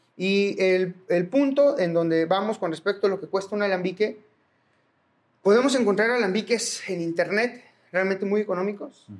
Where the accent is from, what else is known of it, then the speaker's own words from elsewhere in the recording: Mexico; como mexicanos